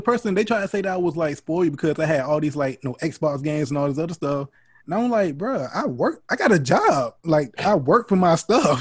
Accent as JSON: {"language": "English", "region": "North Carolina", "country": "United States", "tie": "born or raised there", "said": "I was growing up in North Carolina"}